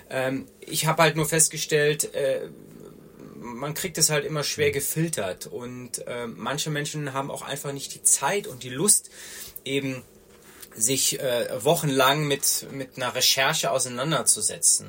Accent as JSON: {"language": "German", "region": "Rhineland", "country": "Germany", "tie": "born or raised there", "accent": "Rhenish", "moved": "yes", "lives_now": "Munich, Germany", "said": "bin gebürtiger Rheinländer. Man hört das teilweise auch noch an meiner Stimme"}